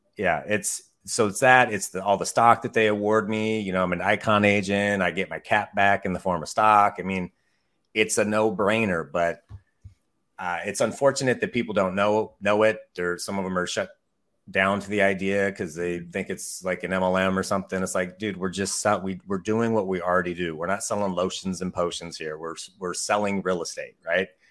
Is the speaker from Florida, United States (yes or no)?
no; Mukilteo, Washington, United States; also born or lived in Bellingham, Washington; I also work Snohomish County, which is where I grew up. I grew up in a little town called Muckle Teo.